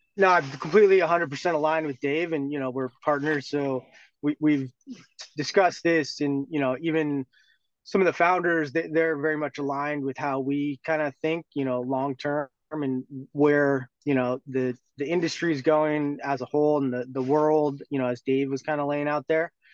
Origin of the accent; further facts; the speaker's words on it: Bay Area, California, United States; also born or lived in Europe; I grew up in the Bay Area, did my undergrad here